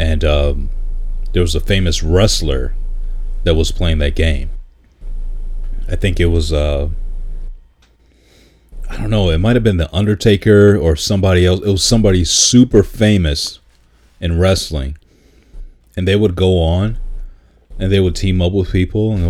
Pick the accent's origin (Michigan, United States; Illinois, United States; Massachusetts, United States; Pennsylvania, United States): Michigan, United States; Detroit; growing up in Detroit on Wilshire Drive